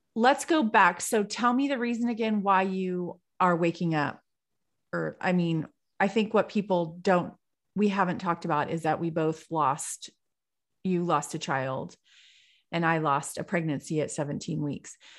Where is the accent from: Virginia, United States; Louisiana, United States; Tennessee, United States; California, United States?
California, United States; I'm from California